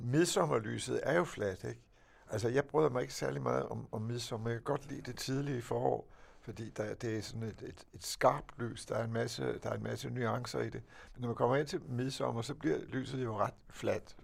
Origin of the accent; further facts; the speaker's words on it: Denmark; jeg er dansker